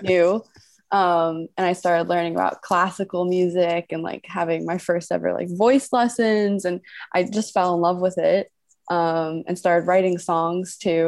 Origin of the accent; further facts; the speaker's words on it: New York, United States; also born or lived in Boston; I was born in New York. I grew up here